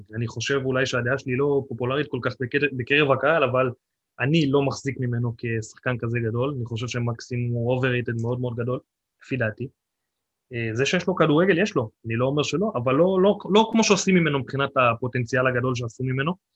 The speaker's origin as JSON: {"language": "Hebrew", "area": "the Krayot", "region": "Haifa District", "country": "Israel", "moved": "yes", "lives_now": "Nesher, Israel", "said": "אני לא חיפאי, אני במקור קרייתי"}